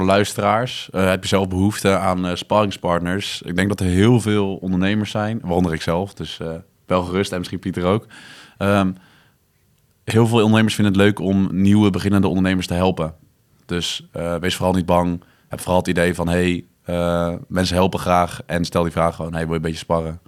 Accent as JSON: {"language": "Dutch", "town": "The Hague", "region": "South Holland", "country": "Netherlands", "moved": "yes", "lives_now": "Breda, Netherlands", "said": "ik kom oorspronkelijk uit Den Haag"}